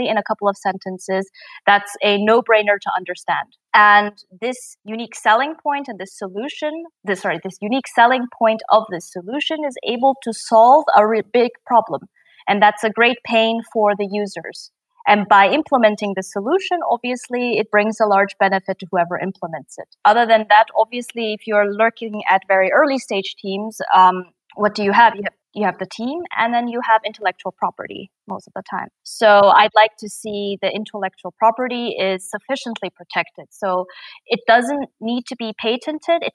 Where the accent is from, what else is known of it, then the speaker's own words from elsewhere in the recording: Japan; now in Germany; I'm originally from Japan.